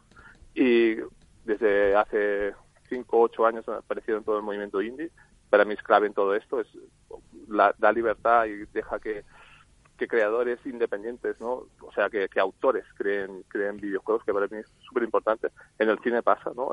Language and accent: Spanish; Barcelona, Catalonia, Spain; somos de Barcelona nosotros